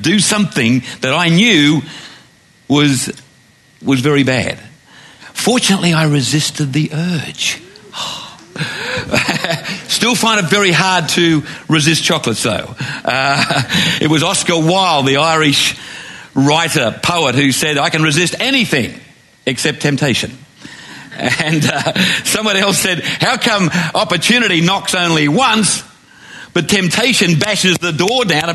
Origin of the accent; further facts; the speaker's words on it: Glenbrook, New South Wales, Australia; I was walking home from the Glenbrook Primary School on the Lower Blue Mountains